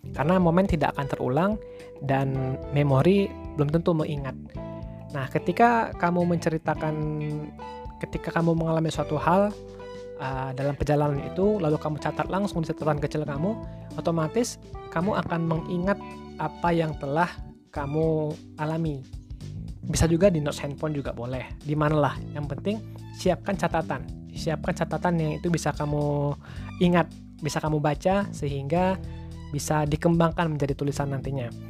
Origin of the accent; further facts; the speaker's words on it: Riau, Indonesia; Saya mengambil Bang Yazid ya, karena kami sama-sama dari Riau. Saya dari SMA Plus Provinsi Riau, Bang Yazid ini dari SMA 8 Pekanbaru.